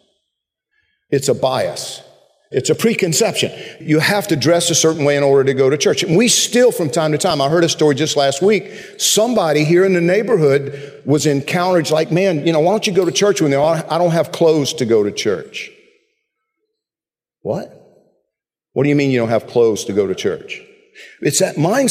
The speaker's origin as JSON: {"language": "English", "region": "central Georgia", "country": "United States", "tie": "born or raised there", "moved": "yes", "said": "When I was growing up in Georgia"}